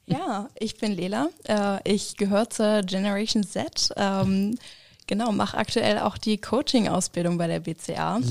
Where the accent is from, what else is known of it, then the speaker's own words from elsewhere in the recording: Hamburg, Germany; moved away as an adult; now in Schmalkalden, Germany; komme auch gebürtig aus Hamburg